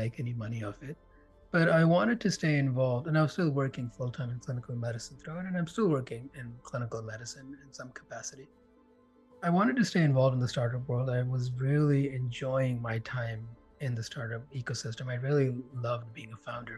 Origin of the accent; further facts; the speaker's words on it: India; now in Canada; I grew up in India. And I remember when we moved here, the four of us left, and here being Canada